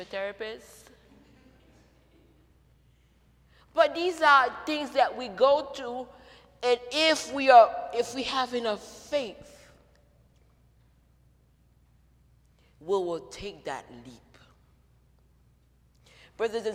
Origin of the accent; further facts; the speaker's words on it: Haiti; moved away as an adult; now in United States; I grew up in Haiti